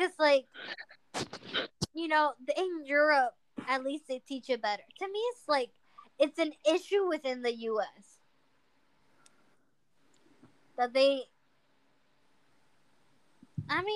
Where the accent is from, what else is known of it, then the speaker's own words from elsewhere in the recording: Venezuela; English is a second language; now in United States; I'm not Mexican. I'm from Venezuela.